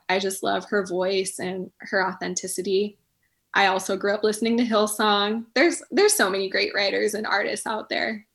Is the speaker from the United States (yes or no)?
yes; Chelan, Washington, United States; I grew up in Chelan too